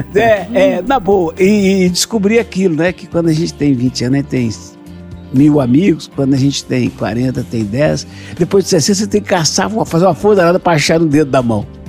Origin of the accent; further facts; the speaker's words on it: Antônio Pereira, Minas Gerais, Brazil; eu vou lá para minha terra, Antônio Pereirinha